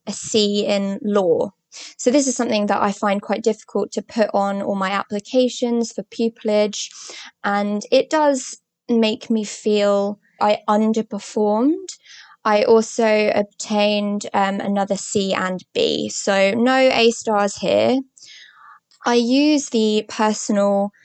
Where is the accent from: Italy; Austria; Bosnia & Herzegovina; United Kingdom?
United Kingdom; Croydon, London; I was born and raised in Croydon, South London